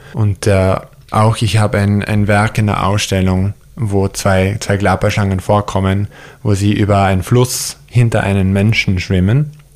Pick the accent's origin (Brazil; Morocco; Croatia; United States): United States; near Yosemite, Central California; German is a second language; moved away; wo ich aufgewachsen bin, auch da in der Nähe von Yosemite, ist es eine, würde ich als Middle of Nowhere bezeichnen